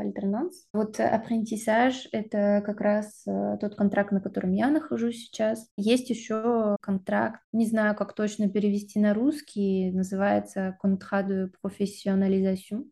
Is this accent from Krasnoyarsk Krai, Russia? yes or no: yes; Krasnoyarsk, Krasnoyarsk Krai, Russia; moved away as an adult; also born or lived in Irkutsk; now in France; Я из Сибири, из города Красноярска